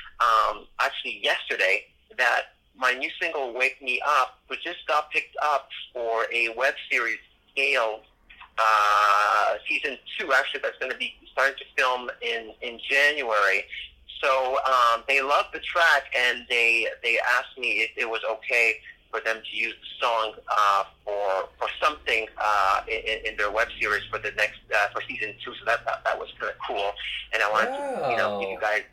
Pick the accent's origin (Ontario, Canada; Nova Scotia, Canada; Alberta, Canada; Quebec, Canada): Quebec, Canada; Montreal; now in Miami, United States; I'm born and raised in Montreal, but now I've been living in good old Miami for the last 20 years